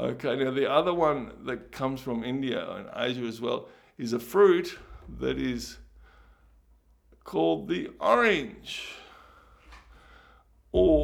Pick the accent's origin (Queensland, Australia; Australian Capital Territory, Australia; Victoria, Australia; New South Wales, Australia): Victoria, Australia; Ballarat; I grew up in Ballarat